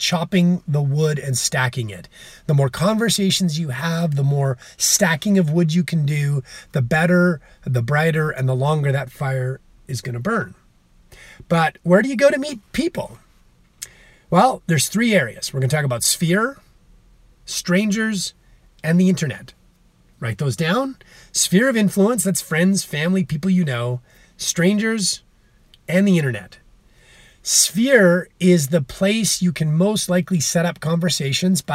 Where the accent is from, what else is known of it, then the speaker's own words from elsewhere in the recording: Calgary, Alberta, Canada; I'm from Calgary, Alberta, Canada.